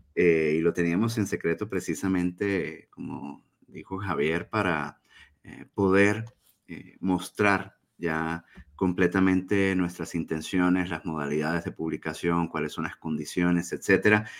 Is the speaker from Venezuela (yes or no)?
yes; Venezuela; now in Chihuahua, Mexico; soy venezolano de origen radico acá en Chihuahua, México